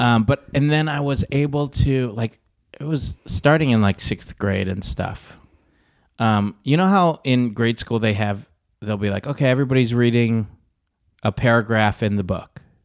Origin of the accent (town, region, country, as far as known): Michigan, United States; born or raised there